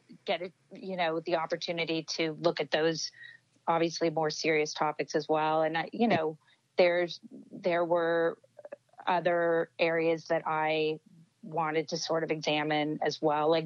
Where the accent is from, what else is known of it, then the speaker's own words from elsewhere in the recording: Los Angeles, California, United States; I'm born and raised here